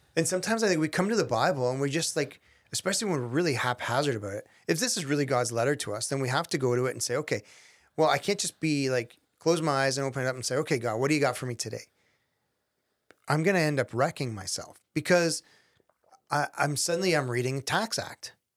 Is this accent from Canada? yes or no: yes; Canada; I'm Canadian.